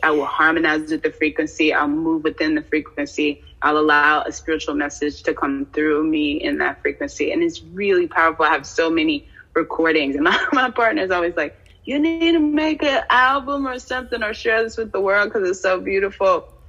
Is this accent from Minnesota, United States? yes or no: no; Washington, District of Columbia, United States; also born or lived in New York; now in Detroit, United States; I was born in uh, the DMV and raised between New York and the DC area.